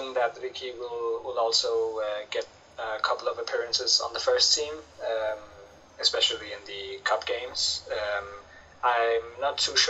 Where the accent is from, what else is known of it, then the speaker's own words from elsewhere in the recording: Denmark; I'm from Denmark